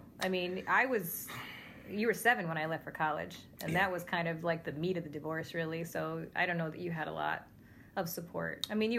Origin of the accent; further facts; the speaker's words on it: Utica, New York, United States; when you grew up in Utica